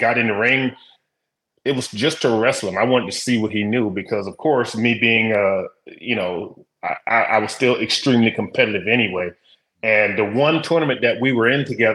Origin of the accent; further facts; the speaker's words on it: South Carolina, United States; I'm from South Carolina, so I watched a lot of that, you know, the Crockett promotions and things like that. So that's what I grew up watching.